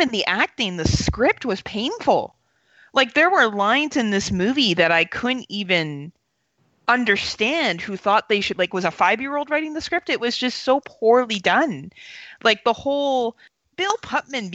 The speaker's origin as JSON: {"language": "English", "country": "Canada", "said": "as a Canadian"}